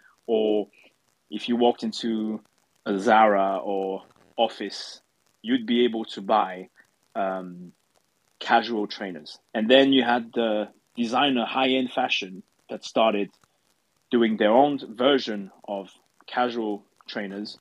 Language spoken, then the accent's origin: English; France; moved away as an adult; also born or lived in London; I'm French, I come from France, but when I was studying in London